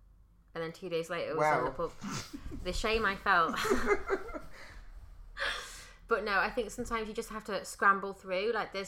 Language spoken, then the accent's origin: English; Wales, United Kingdom; I know, I'm Welsh and I don't have it.